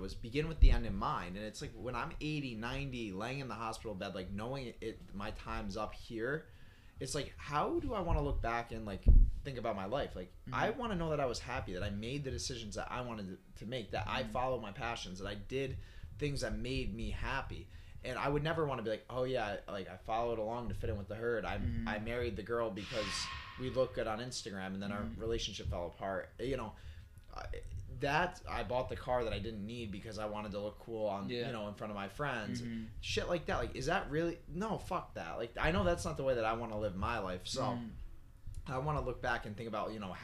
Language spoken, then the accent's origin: English; Guilderland, New York, United States; we come from Gilderland, New York. And it's like, we're in Gilderland, New York